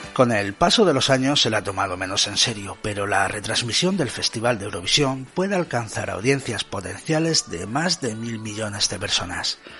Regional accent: Spain; lo entendidos que somos los españoles

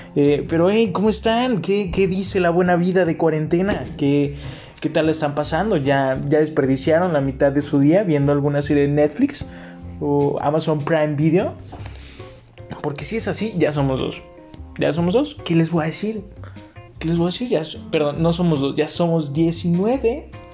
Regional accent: Mexico

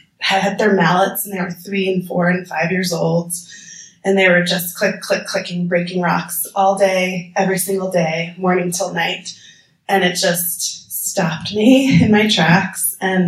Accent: New Jersey, United States; moved away as an adult; now in Nepal; I'm from New Jersey, first of all. We don't have the best reputation always as Jersey girls. So I grew up in suburbia on a cul-de-sac with a trampoline in my backyard. I went to New Jersey public school.

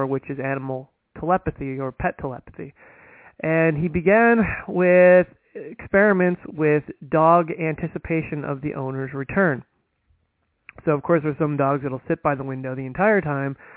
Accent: United States; being an American

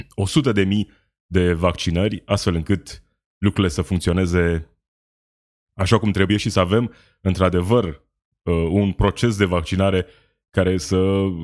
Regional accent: Romania; Sunt români, la fel ca noi toți ceilalți

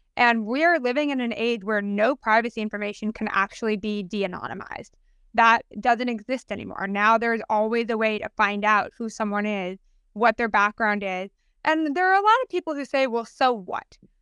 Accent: United States; proud of being American

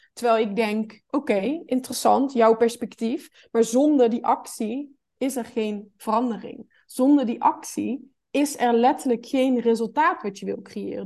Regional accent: North Brabant, Netherlands; Ik kom uit Brabant

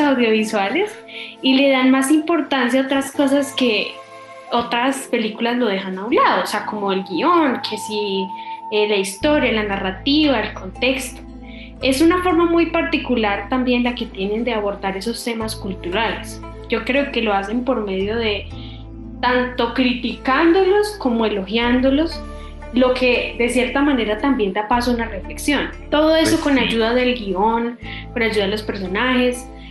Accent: Colombia; también soy de Colombia

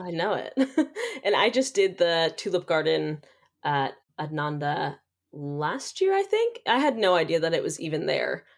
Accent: Nevada City, California, United States; I am from Nevada City

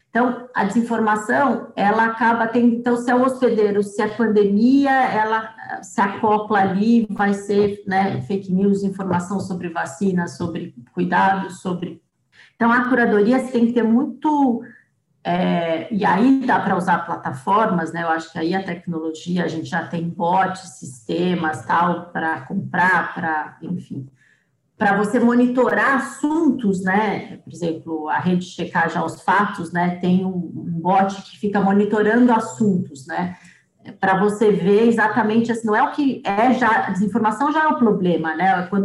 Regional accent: Piracicaba, São Paulo, Brazil; accent: Piracicaba; Esse sotaque horroroso de Piracicaba, né? O porta. E eu acabei matando o sotaque, né? nem tenho mais

